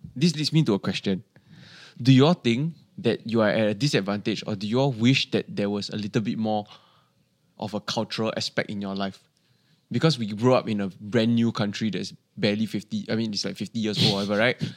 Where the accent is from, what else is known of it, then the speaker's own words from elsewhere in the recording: Singapore; as a Singaporean Chinese